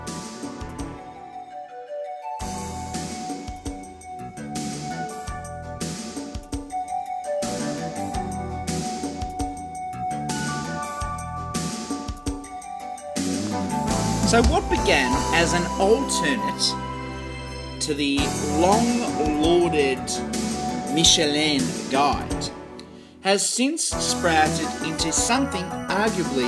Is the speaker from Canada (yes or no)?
no; Melbourne, Victoria, Australia; good old bloody Melbourne. My hometown